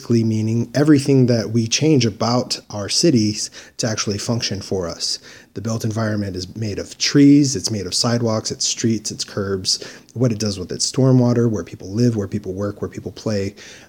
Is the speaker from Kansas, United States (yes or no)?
no; Dearborn, Michigan, United States; moved away as an adult; now in Mesa, United States; Dearborn, Michigan, which actually the home that I grew up in was only a couple blocks away from Detroit city limits